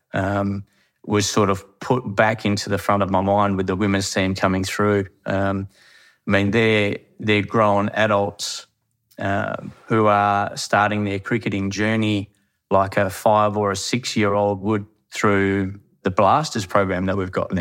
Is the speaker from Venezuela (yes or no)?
no; Harvey, Western Australia, Australia; I'm born and raised in Harvey